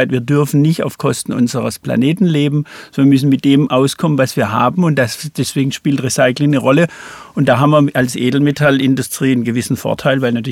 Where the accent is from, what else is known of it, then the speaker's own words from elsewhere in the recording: Pforzheim, Baden-Württemberg, Germany; Ich bin in Pforzheim groß geworden, habe da Abitur gemacht